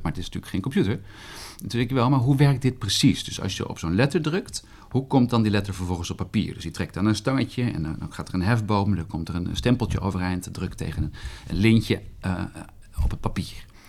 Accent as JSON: {"language": "Dutch", "town": "Arnhem", "region": "Gelderland", "country": "Netherlands", "also_born_or_lived": "Groningen", "moved": "as an adult", "said": "Ik kom uit Arnhem."}